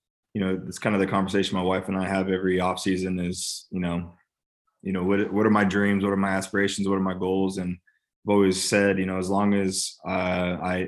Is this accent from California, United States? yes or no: yes; California, United States; now in Nashville, United States; I'm from California